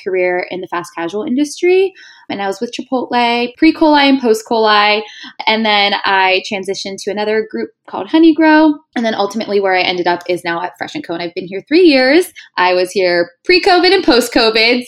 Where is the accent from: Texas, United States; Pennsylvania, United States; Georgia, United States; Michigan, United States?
Pennsylvania, United States; Pittsburgh; moved away as an adult; now in New York City, United States; I'm born and raised in Pittsburgh